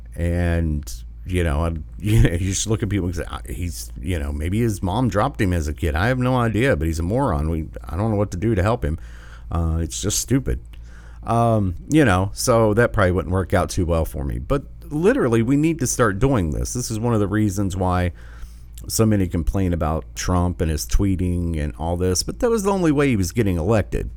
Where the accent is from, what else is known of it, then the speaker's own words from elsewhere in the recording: Michigan, United States; Whitmer, Whitmer, in my home state